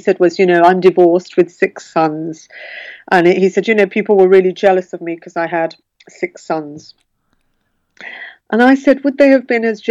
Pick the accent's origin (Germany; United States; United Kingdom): United Kingdom; Birmingham, West Midlands; growing up in Birmingham, all the girls I went to school with had a lot of Irish friends